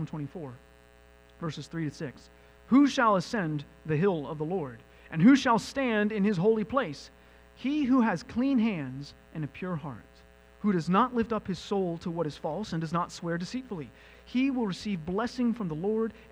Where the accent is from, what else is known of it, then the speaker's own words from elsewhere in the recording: United States; I, as an American